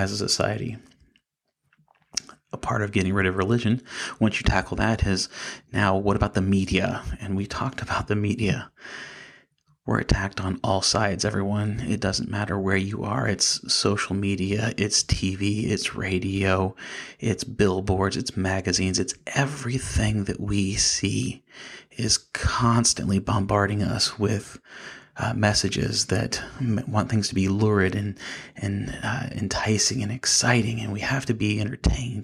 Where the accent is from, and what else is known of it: United States